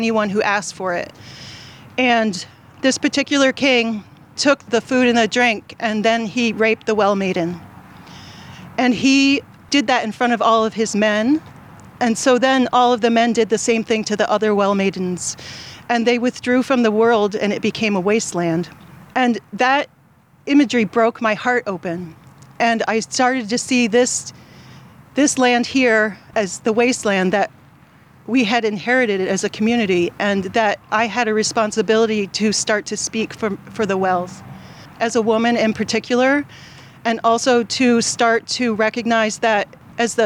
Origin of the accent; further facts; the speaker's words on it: New York, United States; moved away as an adult; also born or lived in Massachusetts; now in York County, Pennsylvania, United States; I grew up in New York State